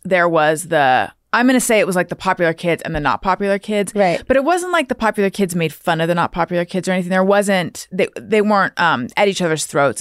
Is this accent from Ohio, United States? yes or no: no; Corona del Mar, California, United States; moved away; also born or lived in New York; I grew up specifically in Corona Del Mar